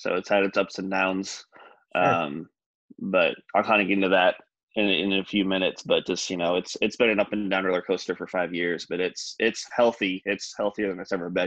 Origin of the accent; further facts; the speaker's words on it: Michigan, United States; I grew up in Michigan, the state of Michigan.